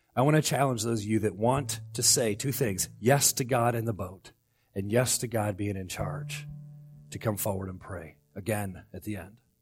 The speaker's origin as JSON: {"language": "English", "region": "Florida", "country": "United States", "moved": "yes", "lives_now": "Alaska, United States"}